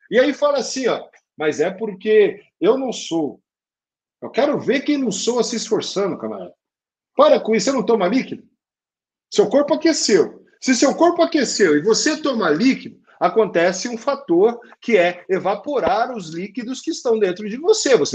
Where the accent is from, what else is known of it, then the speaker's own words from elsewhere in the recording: Brazil; nem parece que eu sou brasileiro, porque eu sambo mal pra caramba